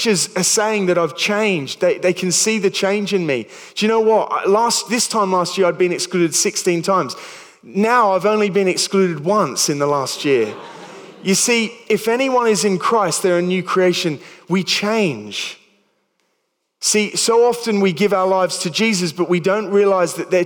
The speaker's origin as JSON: {"language": "English", "town": "Sydney", "region": "New South Wales", "country": "Australia", "tie": "born or raised there", "also_born_or_lived": "New Milton, England", "moved": "as an adult", "lives_now": "England", "said": "I'd been part of a youth group growing up in Sydney"}